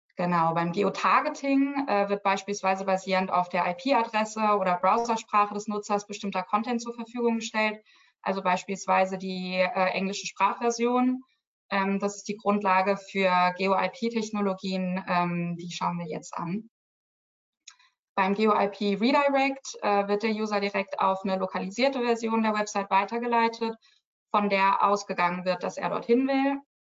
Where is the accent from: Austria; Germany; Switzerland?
Germany; Als Deutsche